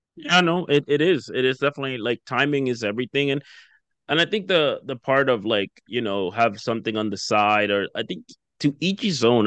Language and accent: English; Dominican Republic; also born or lived in United States; now in Canada; I'm originally from the Dominican Republic